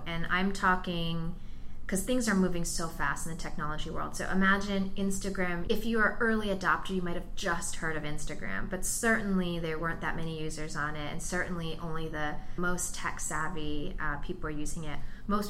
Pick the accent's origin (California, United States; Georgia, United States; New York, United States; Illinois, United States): New York, United States; New York area, United States; now in Silicon Valley, United States; I'm originally from the New York area and I come from the fashion world